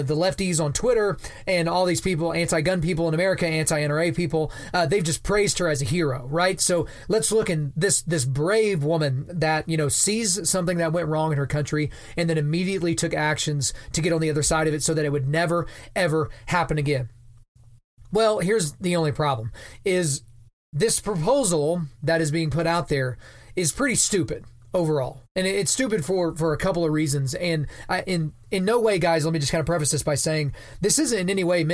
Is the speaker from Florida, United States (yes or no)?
no; Lawton, Oklahoma, United States; moved away; I grew up and I'm from a town called Lawton, Oklahoma